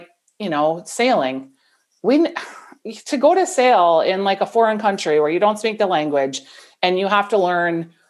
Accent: Bloomington, Minnesota, United States; also born or lived in St. Paul; now in Golden Valley, United States; I grew up in Bloomington, but then at 18, I left home and I've lived in the city the whole

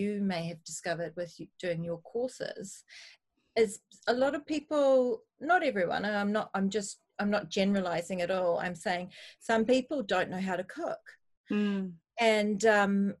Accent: New Zealand; now in United Kingdom; We're from New Zealand, which is fundamentally a small island, where we were more reliant on seasonal produce

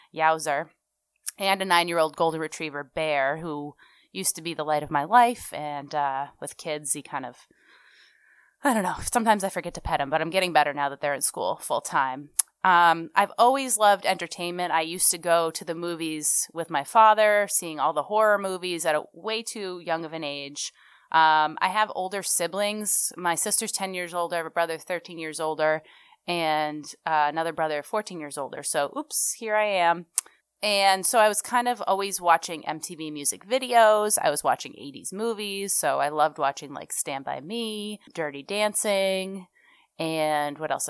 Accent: Sharon, Massachusetts, United States; also born or lived in Memphis, Tennessee / Oxford, Mississippi / Newton, Massachusetts / Franklin, Massachusetts; Then we moved to Sharon, Massachusetts. I am a townie. I finally moved back there

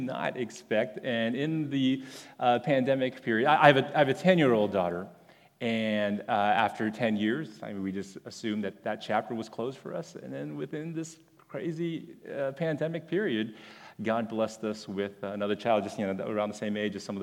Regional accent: Houston, Texas, United States; I grew up at that church

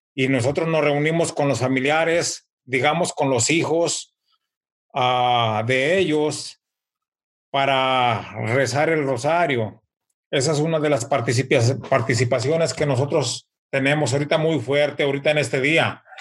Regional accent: Mexico; now in United States; nosotros en México

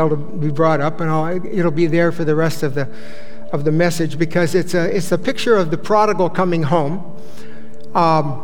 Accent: Bay Area, California, United States; I grew up in the Bay Area

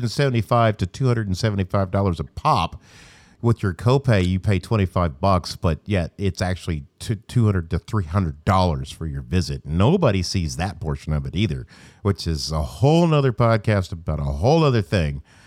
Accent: Stuttgart, Arkansas, United States; I'm from Arkansas

